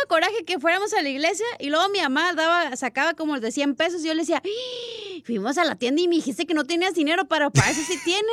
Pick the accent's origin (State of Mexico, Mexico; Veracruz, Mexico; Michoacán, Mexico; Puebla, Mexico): Puebla, Mexico; also born or lived in New York, United States; now in Downey, United States; soy de México, Puebla